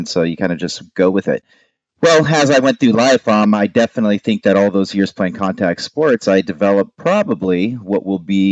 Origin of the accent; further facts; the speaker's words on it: Southern California, United States; growing up in Southern California with a bunch of surfers